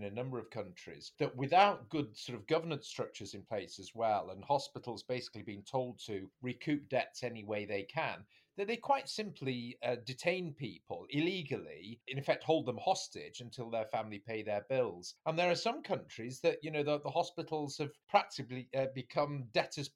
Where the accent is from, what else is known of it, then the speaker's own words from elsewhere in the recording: the north of England, United Kingdom; We're all brothers from the North